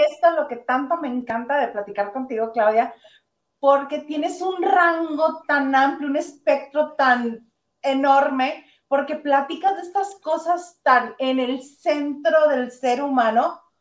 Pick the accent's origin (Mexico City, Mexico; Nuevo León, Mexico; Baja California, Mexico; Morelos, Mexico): Baja California, Mexico; Ensenada; also born or lived in Tijuana; nazco en Ensenada